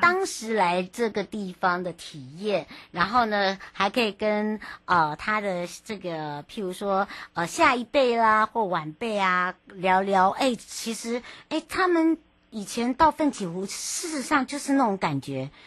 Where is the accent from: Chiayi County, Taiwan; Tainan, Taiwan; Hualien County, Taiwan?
Hualien County, Taiwan; 那个书法家跟我是同乡哎。